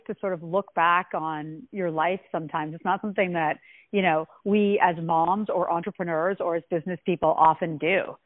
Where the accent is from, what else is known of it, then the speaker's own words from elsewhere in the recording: Ottawa, Ontario, Canada; I was born in Ottawa, Canada